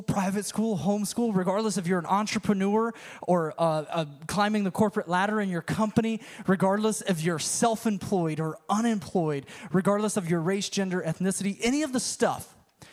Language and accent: English; United States; moved away; also born or lived in Tennessee; I grew up in the Panhandle